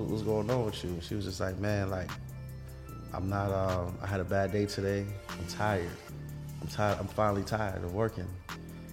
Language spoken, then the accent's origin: English; New York City, New York, United States; I come from, man, we come from Vanderbilt